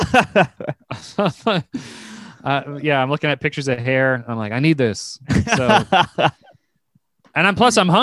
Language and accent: English; Virginia, United States; now in New York, United States; I'm from Virginia, where there's no Eastern European people